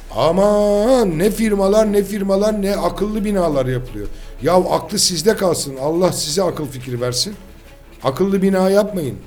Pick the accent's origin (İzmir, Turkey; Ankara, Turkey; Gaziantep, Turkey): İzmir, Turkey; Ben bir İzmirli olarak